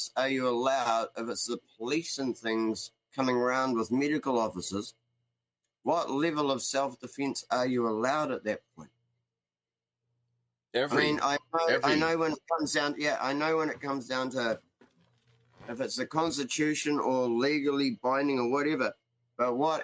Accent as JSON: {"language": "English", "country": "New Zealand", "said": "I'm from New Zealand, and this is actually how we talk to each other normally."}